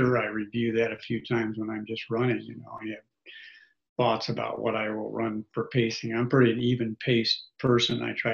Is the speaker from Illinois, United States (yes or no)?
no; Beatrice, Nebraska, United States; also born or lived in Grand Island, Nebraska; I grew up in Nebraska. It was Beatrice, but I grew up in Nebraska and came back to Nebraska